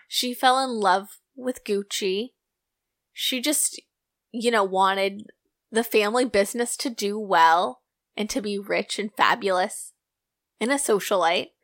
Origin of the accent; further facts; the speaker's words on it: United States; I'm so American